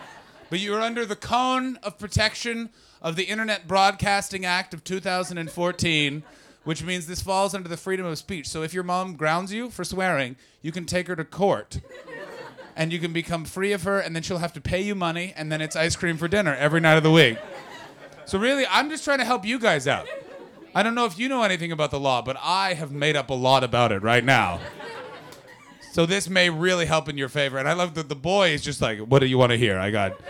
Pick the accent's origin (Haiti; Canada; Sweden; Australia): Canada; I fucking hate when Americans do like, we saved you in WW1 and WW2 because I'm a Canadian.